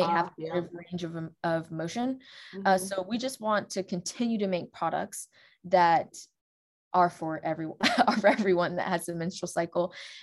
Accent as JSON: {"language": "English", "region": "Alabama", "country": "United States", "tie": "born or raised there", "also_born_or_lived": "England", "said": "I grew up in Alabama. I've lived in multiple cities across Alabama"}